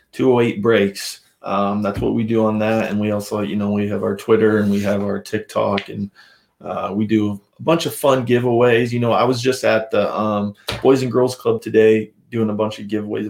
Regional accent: Idaho, United States; growing up in Idaho

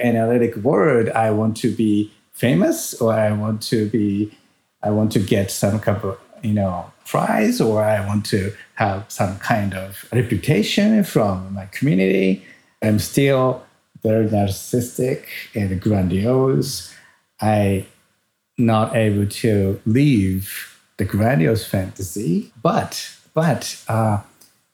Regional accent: Tokyo, Japan; first language Japanese; English is a second language; moved away as an adult; also born or lived in New York City, United States; now in Hiroshima, Japan; I was born in Tokyo and growing up in Tokyo area

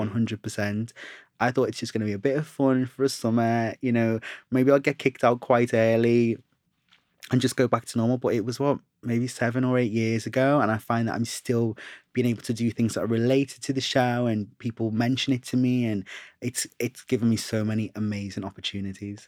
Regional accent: Liverpool, North West England, United Kingdom; now in London, United Kingdom; I'm from Liverpool originally, and being in London

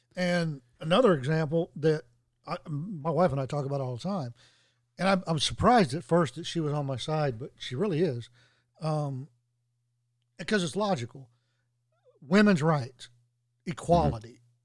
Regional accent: Tennessee, United States; also born or lived in Washington, D.C.; it's here in my home state.

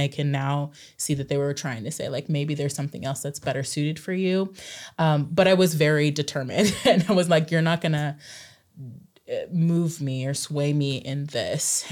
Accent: Klamath Falls, Oregon, United States; I grew up in Southern Oregon in Klamath Falls

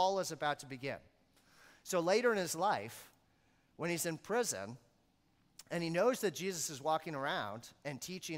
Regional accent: Maine, United States; I grew up in Maine

